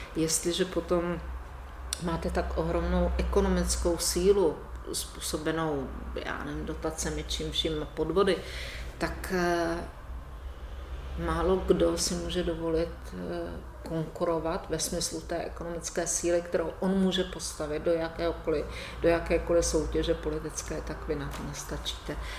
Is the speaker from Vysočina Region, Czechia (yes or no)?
yes; Žďár nad Sázavou, Vysočina Region, Czechia; u nás ve Ždáře nad Sázavou